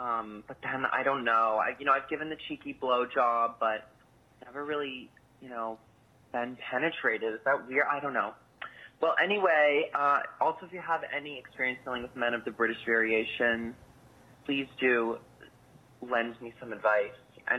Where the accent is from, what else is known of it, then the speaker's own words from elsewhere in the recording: Boston, Massachusetts, United States; I am a gay from Boston, and I am a virgin. I'm going to be moving to Scotland long term in September.